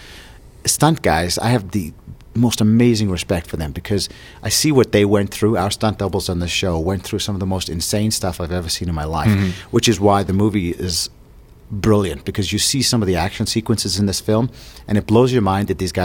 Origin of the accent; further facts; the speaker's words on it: South Africa; now in Vancouver, Canada; Growing up in South Africa